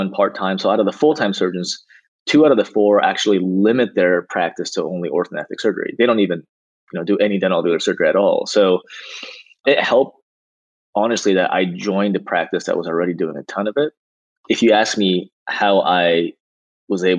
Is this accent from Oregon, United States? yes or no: yes; Portland, Oregon, United States; moved away as an adult; also born or lived in Dallas, Texas; now in Los Angeles, United States; I was born and raised in Portland, Oregon